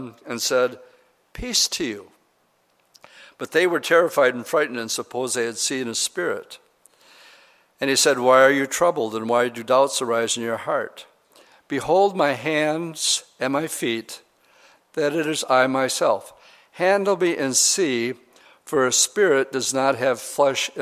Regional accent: Oshkosh, Wisconsin, United States; I'm from Oshkosh, Wisconsin

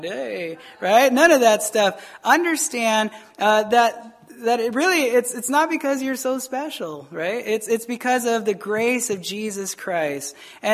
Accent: Arizona, United States; moved away as an adult; also born or lived in Taos, New Mexico; I'm from Arizona.

